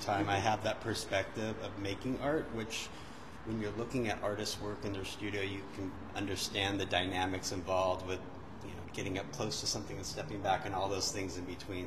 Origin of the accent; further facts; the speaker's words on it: Northern California, United States; moved away as an adult; now in Los Angeles, United States; I grew up in Northern California and went to Berkeley